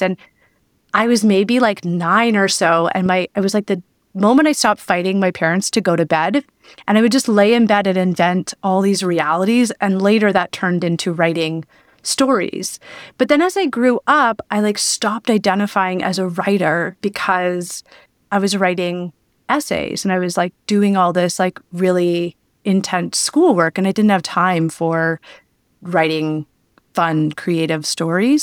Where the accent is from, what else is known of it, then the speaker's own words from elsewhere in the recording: Belleville, Ontario, Canada; now in Toronto, Canada; I live in Toronto. I'm from Belleville, Ontario